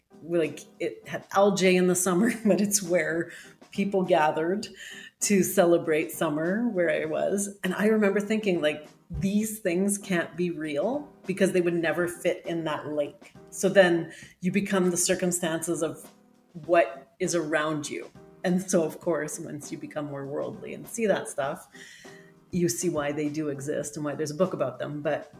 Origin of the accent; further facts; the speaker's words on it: Saskatchewan, Canada; now in Calgary, Canada; I'm originally a farm girl from Saskatchewan. That's the Montana of Canada and not the glamorous part. I live in the big city now